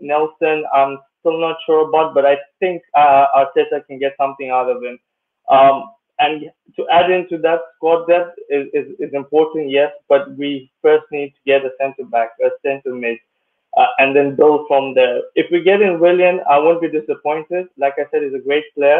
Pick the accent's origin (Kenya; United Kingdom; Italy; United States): Kenya; now in Luxembourg; I actually grew up in Kenya